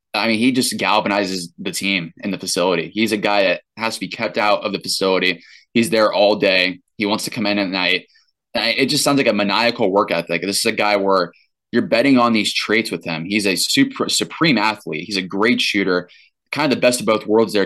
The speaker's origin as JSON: {"language": "English", "region": "Indiana", "country": "United States", "tie": "born or raised there", "said": "growing up in Indiana"}